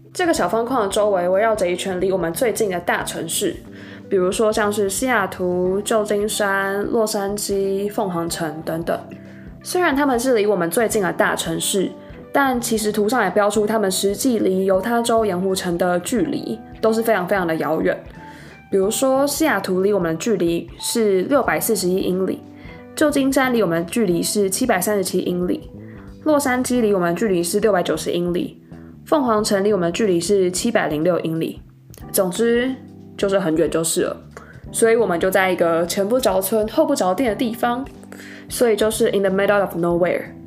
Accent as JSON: {"language": "Chinese", "country": "Taiwan", "tie": "born or raised there", "moved": "as an adult", "lives_now": "Salt Lake City, United States", "said": "我是土生土长的台湾人，在台湾过了二十二年的生活。那我今年刚从台湾的大学毕业，现在在美国的犹他大学念数学博士"}